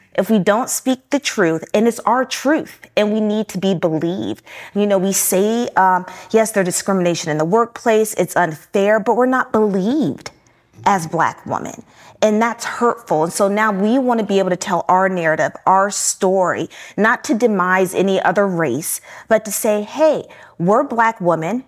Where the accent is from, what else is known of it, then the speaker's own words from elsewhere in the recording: Newport News, Virginia, United States; I was born and raised in Newport News, Virginia.